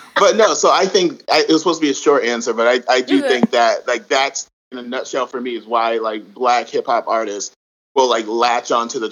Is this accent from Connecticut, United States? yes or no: yes; Connecticut, United States; I'm from Connecticut